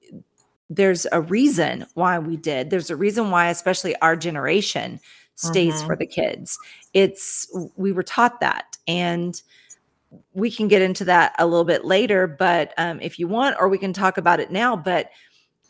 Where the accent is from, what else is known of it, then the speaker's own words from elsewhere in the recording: the South, United States; I grew up in small town South